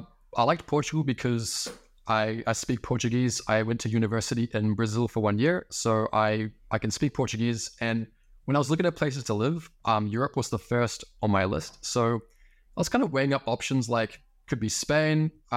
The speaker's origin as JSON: {"language": "English", "country": "New Zealand", "said": "Yeah, so literally I'm on the exact opposite side of the world than where I was born currently. I'm from New Zealand originally, so basically the middle of nowhere."}